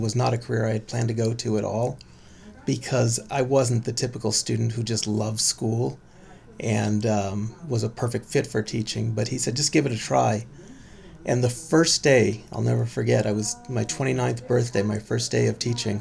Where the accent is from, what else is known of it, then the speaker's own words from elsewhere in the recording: San Francisco, California, United States; now in Berkeley, United States; Born and raised in San Francisco, made it all the way to Berkeley for college and pretty much have stayed since